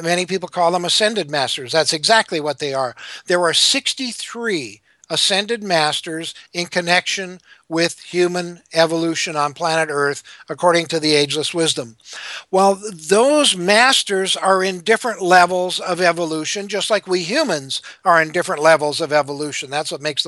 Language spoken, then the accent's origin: English; Minnesota, United States; I grew up Lutheran in Minnesota